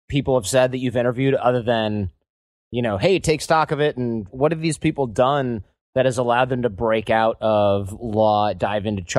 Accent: Midwest, United States; I grew up in the Midwest as well

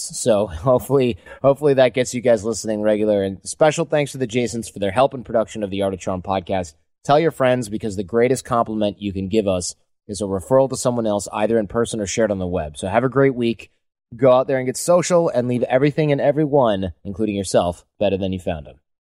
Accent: Detroit, Michigan, United States; also born or lived in Manhattan, New York; now in San Francisco, United States; I'm in San Francisco. I used to live in Manhattan, but I'm from Detroit

